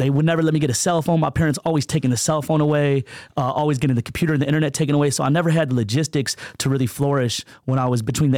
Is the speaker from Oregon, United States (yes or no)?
no; Michigan, United States; also born or lived in California; Well, I was born in Michigan, Motor City. The first week I was born, my mom left my dad and came out to California.